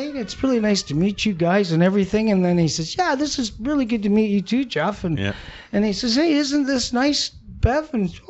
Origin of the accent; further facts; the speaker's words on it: Paris, Ontario, Canada; Well, where are you from? And I go, Paris.